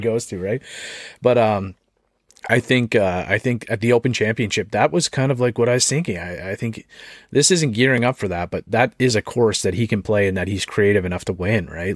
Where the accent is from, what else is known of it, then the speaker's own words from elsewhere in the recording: Canada; I'm Canadian